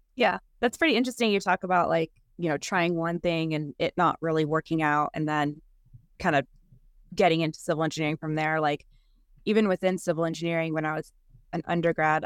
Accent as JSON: {"language": "English", "region": "California", "country": "United States", "tie": "born or raised there", "said": "I grew up in California"}